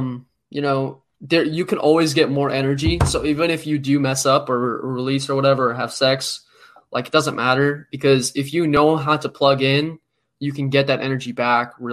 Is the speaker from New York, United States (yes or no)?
yes; New York City, New York, United States; I was born in Brooklyn